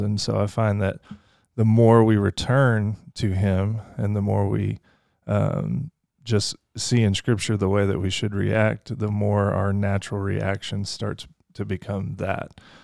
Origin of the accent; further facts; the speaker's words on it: Fort Worth, Texas, United States; also born or lived in Lake Charles, Louisiana; now in Kentucky, United States; I grew up a lot in Fort Worth, Texas, so kinda dual citizen kinda thing